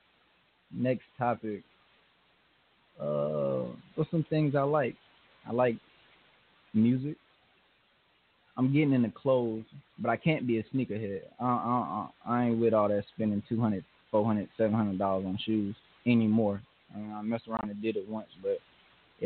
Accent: Mableton, Georgia, United States; now in Alabama, United States; I'm from Mableton, Georgia.

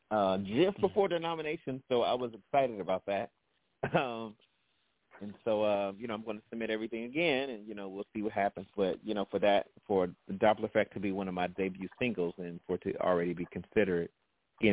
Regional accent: Gary, Indiana, United States; I grew up in Gary, Indiana

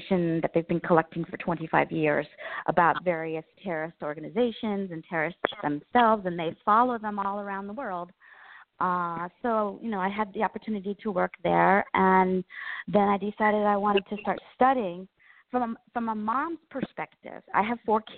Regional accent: Colorado, United States; moved away as an adult; now in Washington, D.C., United States; I'm from Colorado

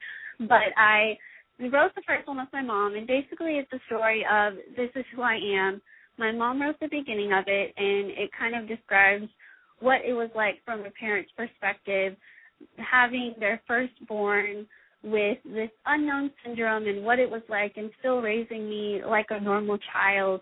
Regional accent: Austin, Texas, United States; The school I go to is 20 minutes away from Austin, my hometown, in my parents' house

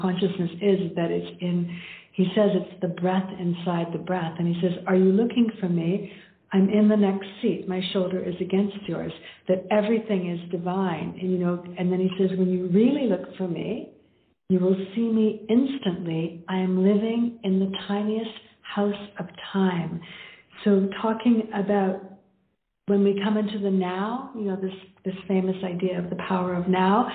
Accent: Canada; now in India; When I'm living in India now, but I'm from Canada

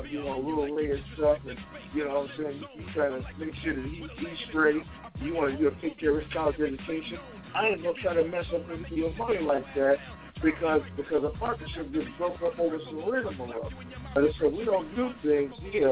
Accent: Chicago, Illinois, United States; now in Portland, United States; my hometown

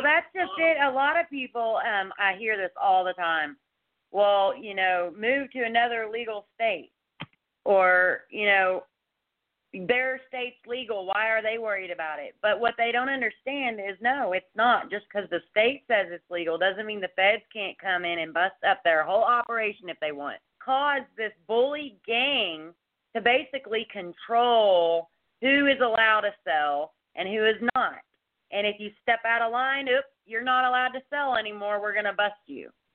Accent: Dallas Fort Worth area, Texas, United States; moved away as an adult; also born or lived in Colorado; I'm a Texas native. I've been here my whole life. I was born and raised in Dallas Fort Worth area.

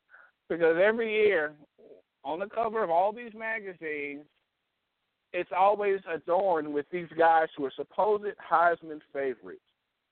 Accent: Tennessee, United States; my home state, the Tennessee Volunteers

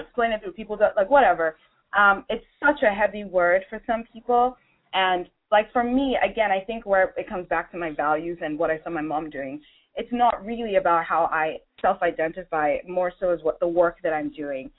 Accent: Nigeria; I'm originally from Nigeria.

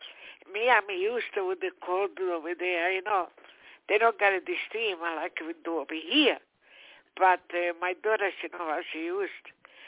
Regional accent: Termini Imerese, Sicily, Italy; English is a second language; moved away; I am from Palermo.

